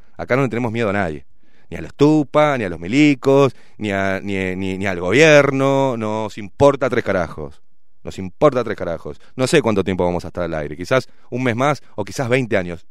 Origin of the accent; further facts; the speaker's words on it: Uruguay; Somos uruguayos